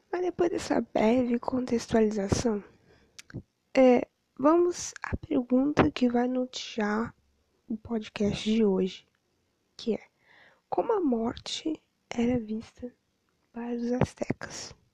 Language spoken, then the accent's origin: Portuguese; Rio Grande, Rio Grande do Sul, Brazil; graduando em História pela FURG e formando em Educação Física pela Anguera. Sou natural de Rio Grande